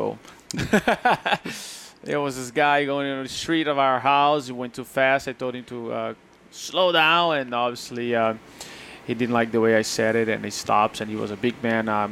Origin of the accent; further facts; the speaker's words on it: São Paulo, Brazil; first language Portuguese; English is a second language; now in Florida, United States; I was born in Brazil, São Paulo, and it was May 10, 75.